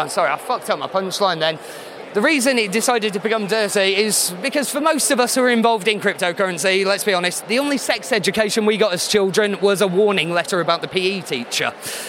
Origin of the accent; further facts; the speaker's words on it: United Kingdom; You know, being very British, it's a play on portmanteau